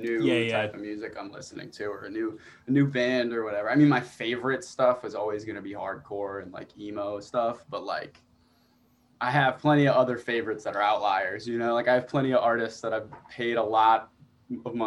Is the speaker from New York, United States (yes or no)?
yes; Long Island, New York, United States; born or raised there